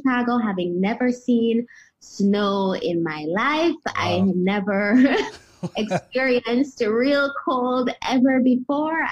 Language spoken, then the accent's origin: English; Kingston, Jamaica; moved away as an adult; also born or lived in United States; So I was born in Kingston, Jamaica, and grew up here until I was 18 when I left for college in the U.S.